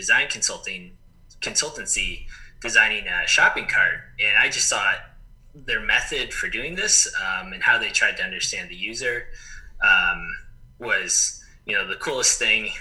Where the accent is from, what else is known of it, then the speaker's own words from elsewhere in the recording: Chicago, Illinois, United States; moved away as an adult; also born or lived in Texas; now in Arizona, United States; I grew up in Chicago